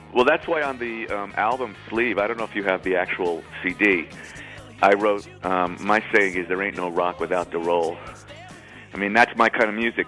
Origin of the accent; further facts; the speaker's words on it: New York City, New York, United States; I grew up in I grew up in the Bronx, kind of like a Neil Simon, you know, right by Yankee Stadium.